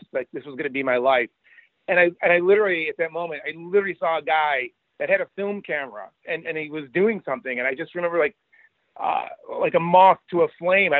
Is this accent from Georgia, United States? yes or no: no; Rochester, New York, United States; I grew up in Rochester, New York